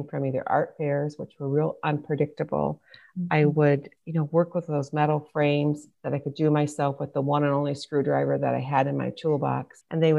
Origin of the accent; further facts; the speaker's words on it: Michigan, United States; moved away as an adult; I ended up moving 1,000 miles from Michigan, my home state